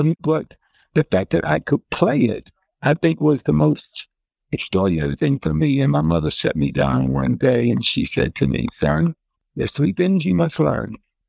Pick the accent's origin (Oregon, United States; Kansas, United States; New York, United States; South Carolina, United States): New York, United States; now in Philadelphia, United States; I'm from New York. And she said, …, I want to take you out to lunch. Now, remember, she's in New York and I'm in Philadelphia.